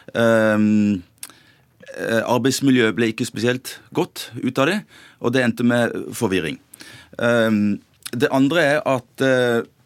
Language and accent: Norwegian; Sørlandet, Southern Norway, Norway; jeg kommer fra Sørlandet